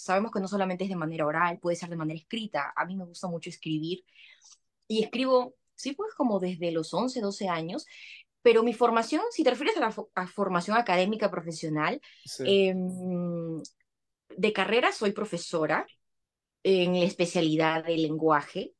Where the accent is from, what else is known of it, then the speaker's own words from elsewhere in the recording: Lima, Peru; moved away as an adult; now in United States; yo soy de Perú, eh, nací en Lima, pero tengo familia en Trujillo y en Piura, que son provincias de mi país